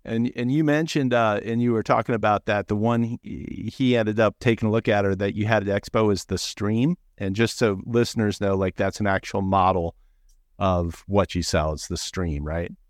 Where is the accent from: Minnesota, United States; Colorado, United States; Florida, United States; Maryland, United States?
Maryland, United States; Annapolis; I grew up in Annapolis, Maryland